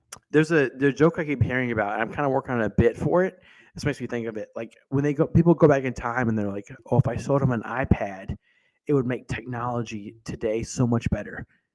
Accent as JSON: {"language": "English", "region": "North Carolina", "country": "United States", "said": "I'm from North Carolina, not Tennessee."}